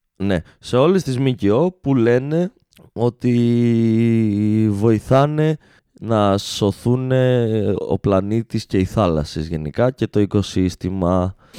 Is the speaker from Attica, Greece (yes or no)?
no; Alexandroupoli, Eastern Macedonia and Thrace, Greece; είμαι άντρα από την Αλεξανδρούπολη